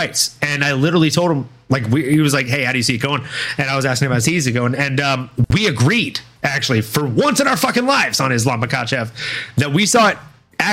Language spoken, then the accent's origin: English; the South, United States; growing up in the South